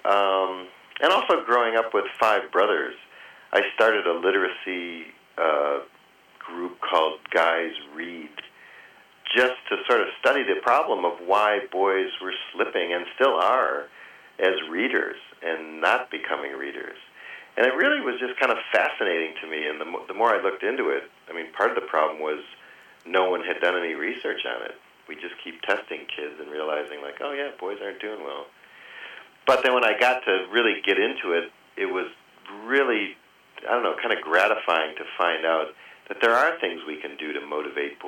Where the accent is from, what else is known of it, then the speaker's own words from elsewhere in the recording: Michigan, United States; moved away as an adult; now in New York, United States; I grew up in Michigan, but came out to New York just to get a master's in fiction writing